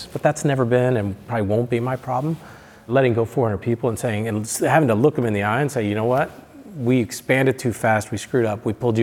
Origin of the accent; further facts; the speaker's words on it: Michigan, United States; moved away as an adult; also born or lived in Seattle / San Francisco; when I grew up in Michigan